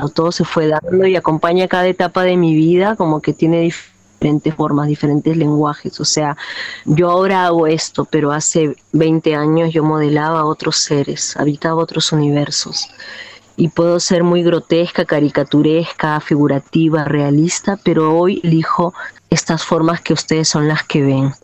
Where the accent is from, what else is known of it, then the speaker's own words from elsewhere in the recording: Lima, Peru; now in Manglaralto, Ecuador; yo crecí en un barrio popular limeño